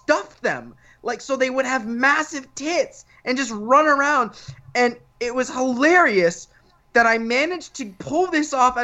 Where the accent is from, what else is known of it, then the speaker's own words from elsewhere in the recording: Florida, United States; I'm from Florida